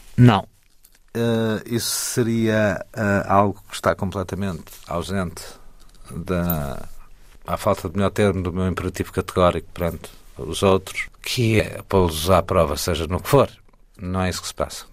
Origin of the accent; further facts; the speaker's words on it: Góis, Centro, Portugal; quando eu estou no Rio de Góis, que eu chamo a minha terra, embora lá não tenha nascido, mas é a minha terra, Góis